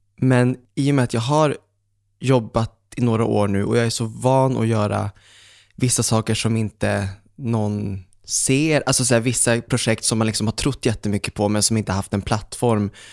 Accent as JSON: {"language": "Swedish", "town": "Umeå", "region": "Västerbotten County", "country": "Sweden", "moved": "yes", "said": "jag var hemma i Umeå, minns jag. Och så satt jag hemma med pappa"}